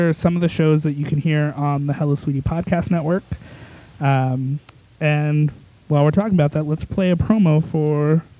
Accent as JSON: {"language": "English", "region": "Colorado", "country": "United States", "tie": "born or raised there", "moved": "yes"}